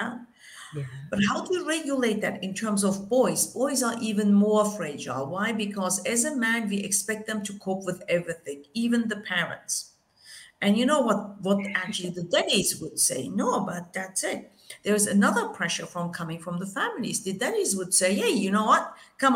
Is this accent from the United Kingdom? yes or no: no; Germany; I'm Turkish, right? I grew up in Germany